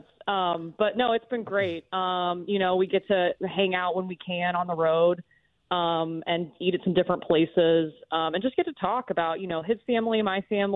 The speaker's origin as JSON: {"language": "English", "town": "Nashville", "region": "Tennessee", "country": "United States", "tie": "born or raised there", "said": "I grew up in Nashville"}